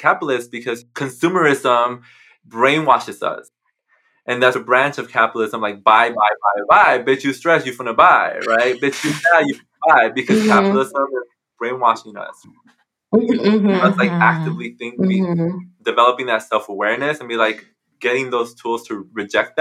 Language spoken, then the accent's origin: English; Mexico; now in United States; in Mexico, where, you know, where I was born